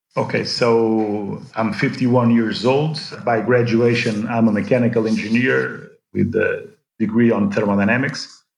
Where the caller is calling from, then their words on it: Lisbon, Portugal; I'm calling in from Lisbon on a lockdown situation